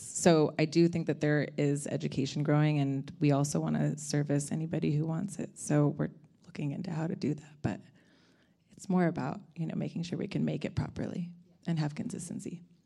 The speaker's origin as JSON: {"language": "English", "town": "Ojai", "region": "California", "country": "United States", "said": "I'm from California, um, kind of from hippie parents in Ojai."}